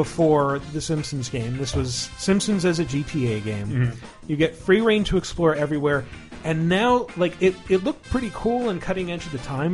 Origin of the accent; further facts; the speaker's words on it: Eastern Washington State, United States; I grew up in Eastern Washington State